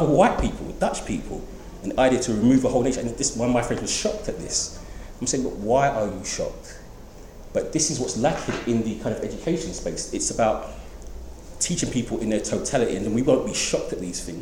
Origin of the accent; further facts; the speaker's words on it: London, United Kingdom; I'm from East End, I love the East End